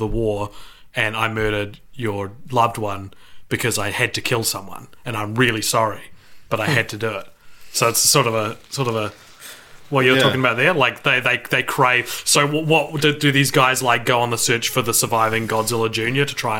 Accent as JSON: {"language": "English", "country": "New Zealand", "said": "I'm a Kiwi."}